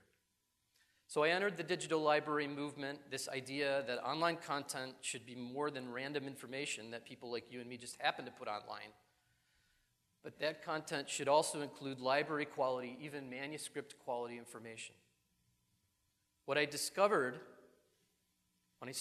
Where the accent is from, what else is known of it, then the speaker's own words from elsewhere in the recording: Buffalo, New York, United States; I grew up in New York, not the city, but in upstate Buffalo